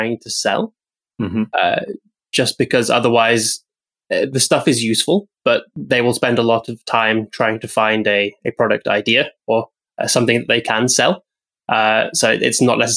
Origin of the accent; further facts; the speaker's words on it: United Kingdom; being British